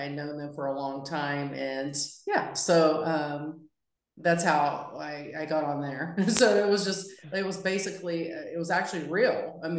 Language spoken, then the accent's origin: English; West Virginia, United States; I'm, like I said, I'm from West Virginia. I mean, I was just a girl with big dreams